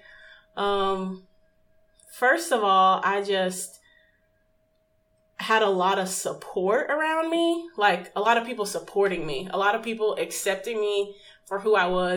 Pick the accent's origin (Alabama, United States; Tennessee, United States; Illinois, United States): Tennessee, United States; Memphis; moved away; I first moved back, relocated back to Memphis, back to my hometown